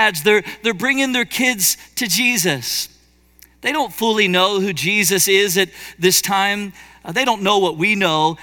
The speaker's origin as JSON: {"language": "English", "town": "Cincinnati", "region": "Ohio", "country": "United States", "tie": "born or raised there", "said": "I was born in Cincinnati, grew up in Cincinnati"}